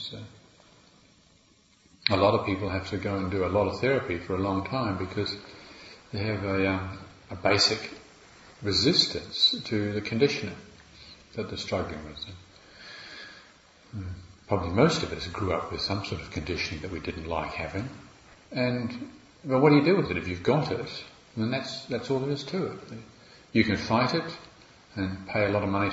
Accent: Morrinsville, Waikato, New Zealand; accent: New Zealand; moved away as an adult; now in England, United Kingdom; I've got this kind of country bumpkin accent from Mullinsville.

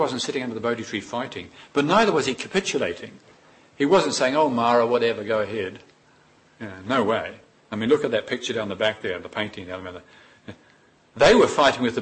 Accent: New Zealand; Growing up in New Zealand, we're always on the beach

